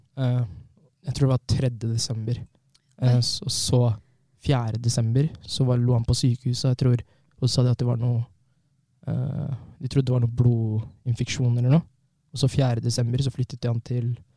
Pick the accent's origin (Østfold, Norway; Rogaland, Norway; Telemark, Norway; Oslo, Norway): Østfold, Norway; Fredrikstad; also born or lived in Trondheim; Har levd i Fredrikstad nesten hele mitt liv